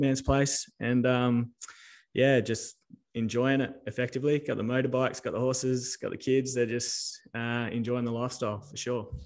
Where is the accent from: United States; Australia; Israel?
Australia; Telfer, Western Australia; also born or lived in Darwin / Northam; I was born in Darwin. Me uh, my old man moved around a bit. Um, grew up in Telfer, which is um, basically in the middle of the sandy desert.